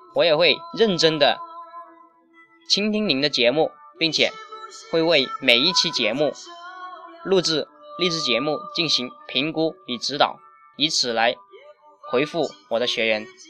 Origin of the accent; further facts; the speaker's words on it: Zhanjiang, Guangdong, China; 我来自于广东湛江